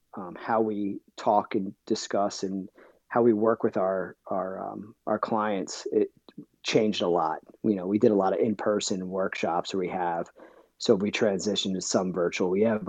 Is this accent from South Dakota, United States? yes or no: no; New Jersey, United States; now in Scituate, United States; So, originally I'm from New Jersey, but I do live south of Boston now. I'm in Scituate, Massachusetts